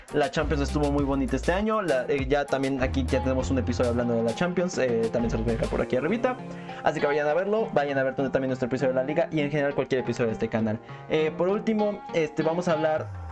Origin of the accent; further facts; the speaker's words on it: Mexico; como mexicanos